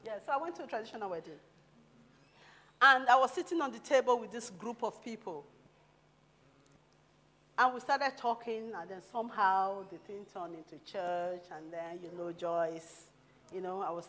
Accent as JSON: {"language": "English", "country": "Nigeria", "also_born_or_lived": "London", "moved": "yes", "said": "as a Nigerian person"}